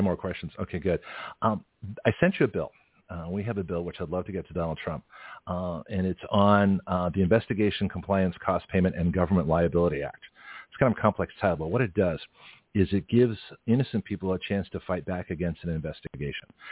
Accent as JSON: {"language": "English", "country": "Canada", "tie": "born or raised there", "moved": "yes", "lives_now": "United States", "said": "I was born in Canada"}